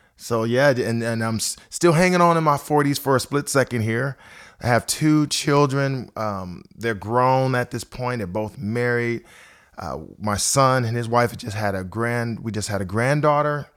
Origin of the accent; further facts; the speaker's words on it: Akron, Ohio, United States; moved away as an adult; also born or lived in Twinsburg, Ohio; now in Nashville, United States; I've been in Nashville here for about fourteen and a half years, but I grew up in Akron, Ohio